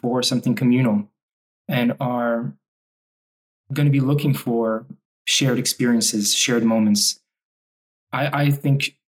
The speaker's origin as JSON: {"language": "English", "town": "Montreal", "region": "Quebec", "country": "Canada", "tie": "born or raised there", "also_born_or_lived": "Lebanon", "second_language": "English", "said": "I was born in Lebanon, and we moved to Montreal when I was five at the tail end of the Civil War in Lebanon"}